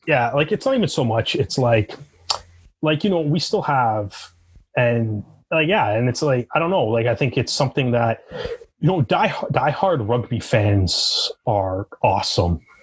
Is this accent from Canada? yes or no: yes; Canada; growing up in Canada